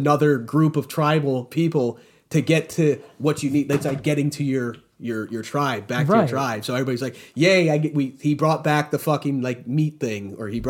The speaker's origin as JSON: {"language": "English", "region": "New York", "country": "United States", "said": "I'm from New York."}